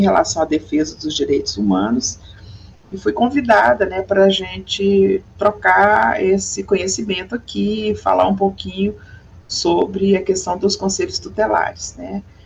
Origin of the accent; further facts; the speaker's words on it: Goiânia, Goiás, Brazil; Sou goiana. É, nasci aqui na cidade de Goiânia, no estado de Goiás